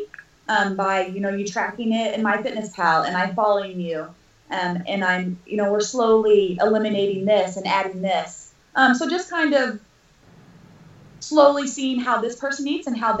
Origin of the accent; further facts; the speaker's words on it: Evansville, Indiana, United States; moved away as an adult; now in Northern Kentucky, United States; I am originally from Evansville, Indiana. I now live in Northern Kentucky, Cincinnati area.